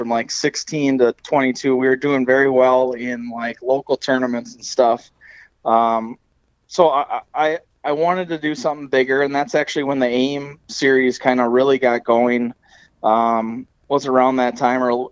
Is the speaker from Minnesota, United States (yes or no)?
yes; Alexandria, Minnesota, United States; I grew up in the Alexandria Lakes area, specifically on the chain on Lake